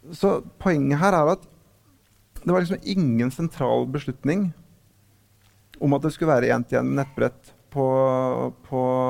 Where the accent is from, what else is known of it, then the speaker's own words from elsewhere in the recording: Lillehammer, Innlandet, Norway; lokalavisa hjemme på Lillehammer